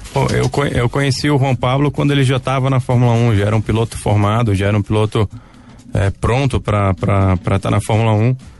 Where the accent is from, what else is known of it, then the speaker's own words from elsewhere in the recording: Manaus, Amazonas, Brazil; eu nasci em Manaus e minha família continua em Manaus